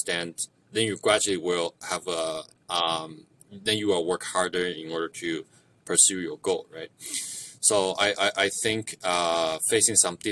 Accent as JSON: {"language": "English", "country": "China", "tie": "born or raised there", "first_language": "Mandarin", "second_language": "English", "moved": "yes", "lives_now": "Canada", "said": "I grew up in China"}